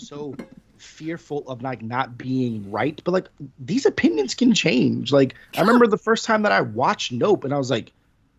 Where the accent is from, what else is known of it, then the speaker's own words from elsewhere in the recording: East Coast, United States; But obviously, you know, the three of us, we grew up around the East Coast.